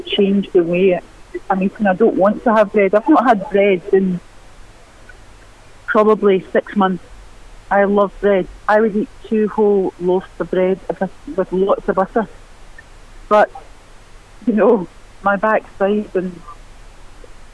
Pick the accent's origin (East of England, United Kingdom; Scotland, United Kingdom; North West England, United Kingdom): Scotland, United Kingdom; Glasgow; I grew up in East End of Glasgow